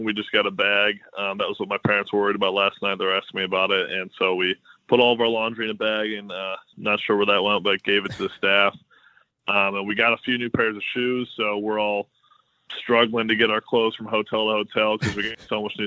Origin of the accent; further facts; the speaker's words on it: Midwest, United States; I'm from the Midwest